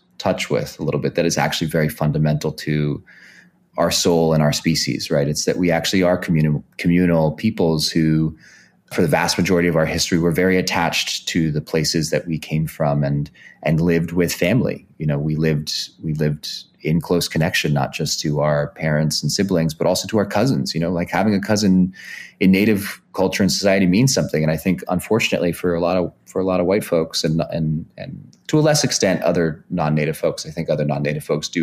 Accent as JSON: {"language": "English", "area": "Bay Area", "region": "California", "country": "United States", "tie": "born or raised there", "said": "I grew up in the Bay Area"}